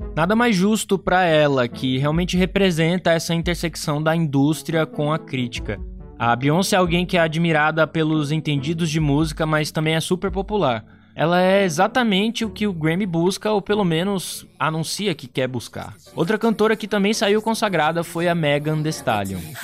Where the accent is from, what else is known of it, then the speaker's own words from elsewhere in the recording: Brazil; eu sou brasileiro